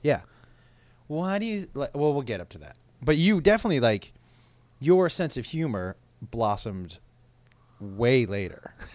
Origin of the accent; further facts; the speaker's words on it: Amherst, Massachusetts, United States; We grew up in Amherst, Mass